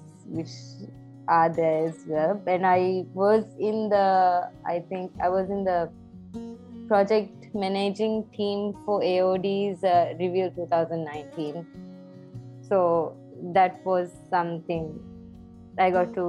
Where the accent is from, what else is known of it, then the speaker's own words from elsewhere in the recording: Maldives; moved away as an adult; now in Sri Lanka; Maldives because it's my home country and I love it